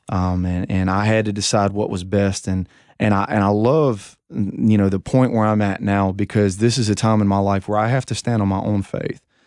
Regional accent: United States

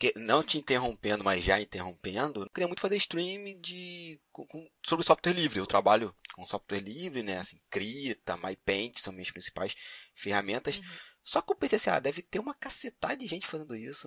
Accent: Magé, Rio de Janeiro, Brazil; moved away as an adult; now in Ireland; eu sou originário de Piabetá, ali perto de Caxias, cidade de Magé

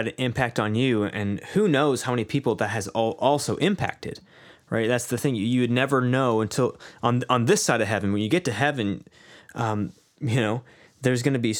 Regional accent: Canada; I came in as a Canadian into a context that was there's a large focus on issues of social justice.

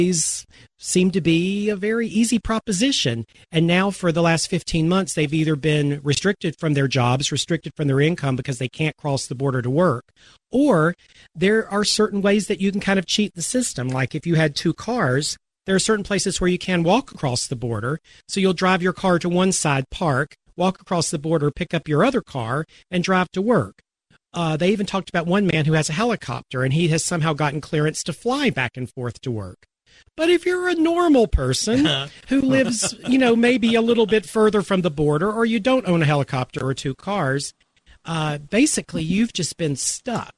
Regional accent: United States; we Americans

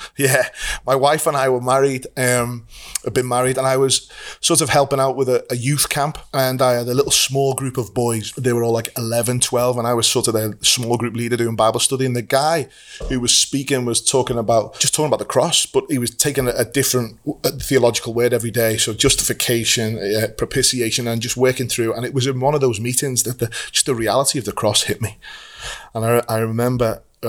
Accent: Liverpool, North West England, United Kingdom; accent: Scouse; we both grew up in Liverpool. We are what we're called Scousers

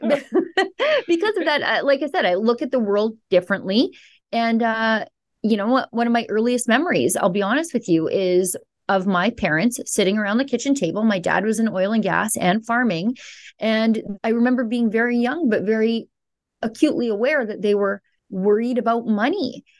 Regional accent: Alberta, Canada; I'm from Alberta, which I would describe as Canada's Texas

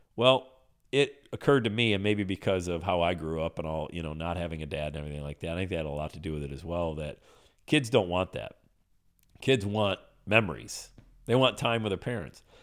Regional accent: Pennsylvania, United States; I grew up in Pennsylvania

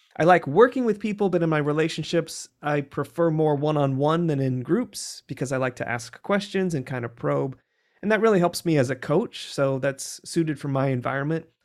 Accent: rural Illinois, United States; I am from a small town called Chavance, Illinois, in rural Illinois. And I grew up on a farm

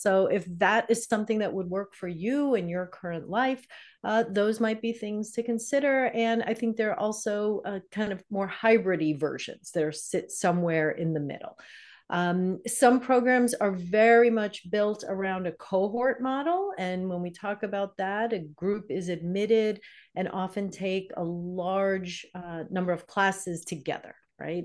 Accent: New York, United States; moved away as an adult; now in Michigan, United States; I'm from New York

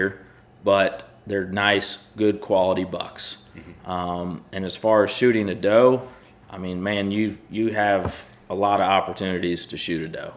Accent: the Carolinas, United States; now in Missouri, United States; I grew up in the Carolinas and I've hunted over corn

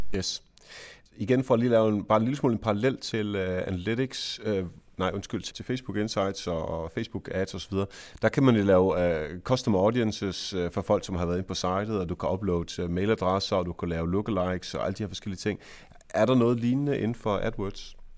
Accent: Jutland, Denmark; jeg er jo jyde

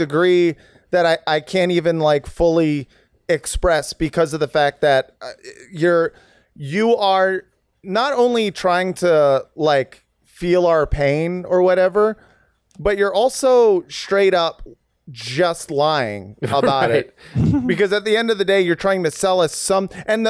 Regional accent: Savannah, Georgia, United States; I'm from Savannah.

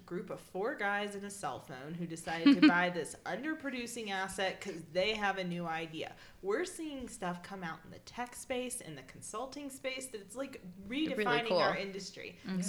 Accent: Mississippi, United States; I'm from Mississippi

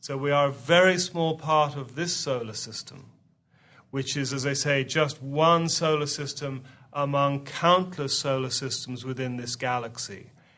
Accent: England, United Kingdom; You can tell we're both from England, which is where the Aetherius Society was first founded in 1955

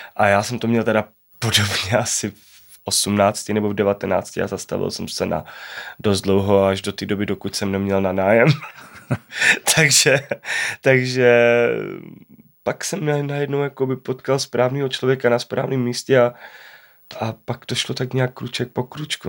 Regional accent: Czechia; rád vracím domů sem do Čech

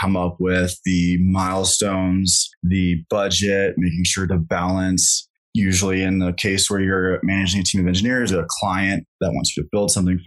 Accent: Kansas, United States; moved away as an adult; now in Colorado, United States; I grew up in Kansas

